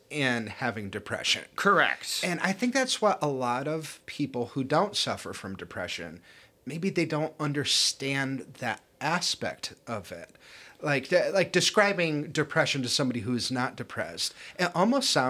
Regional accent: Ireland; I mean, I am Irish and I am an alcoholic

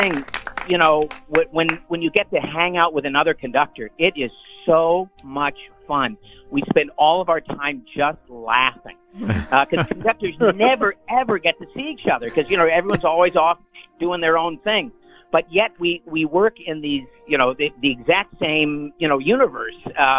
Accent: Cleveland, Ohio, United States; moved away as an adult; also born or lived in Los Angeles, California / Nashville, Tennessee / Savannah, Georgia; I was born and raised in Cleveland, Ohio, on the shores of Lake Erie. Went to Shaker Heights High School and grew up going to concerts with the Cleveland Orchestra.

